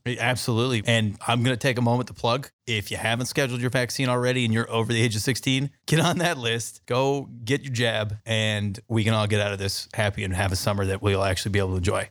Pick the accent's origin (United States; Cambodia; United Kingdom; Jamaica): United States; San Diego, California; moved away; I'm from San Diego